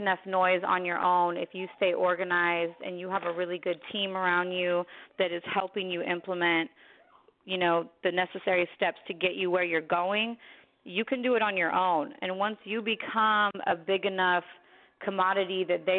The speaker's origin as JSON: {"language": "English", "area": "San Francisco Bay Area", "region": "California", "country": "United States", "tie": "born or raised there", "also_born_or_lived": "Queens, New York / Santa Rosa, California", "moved": "as an adult", "lives_now": "Los Angeles, United States", "said": "I'm calling from LA right now, but I'm originally from the Bay, which San Francisco Bay Area, all over it"}